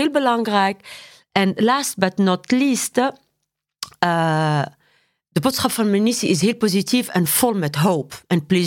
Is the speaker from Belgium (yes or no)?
no; Tunisia; Dutch is a second language; moved away as an adult; also born or lived in Paris, France; now in Netherlands; ik ben geboren en getogen in Tunesië.